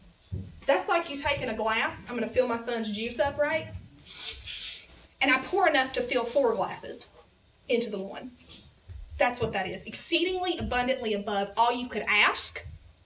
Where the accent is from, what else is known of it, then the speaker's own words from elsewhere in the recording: the South, United States; accent: southern; My southern accent's coming out